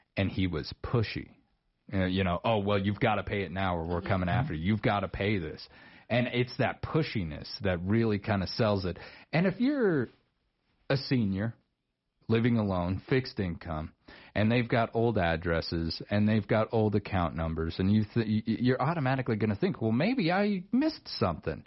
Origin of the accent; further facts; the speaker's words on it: Star Valley, Wyoming, United States; my old neck of the woods. I grew up over there in Star Valley